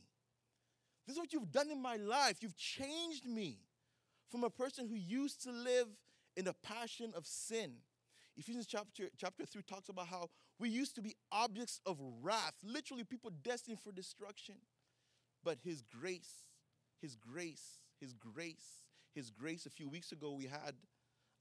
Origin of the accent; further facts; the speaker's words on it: Uganda; now in United States; I grew up in Uganda